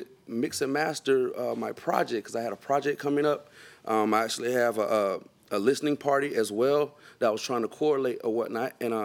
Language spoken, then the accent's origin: English; Jacksonville, Florida, United States; I'm from Jacksonville